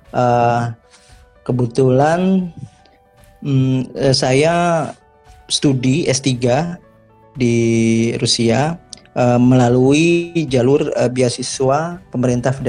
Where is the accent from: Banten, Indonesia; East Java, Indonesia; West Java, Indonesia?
East Java, Indonesia; Malang; Saya dari Malang, Mas.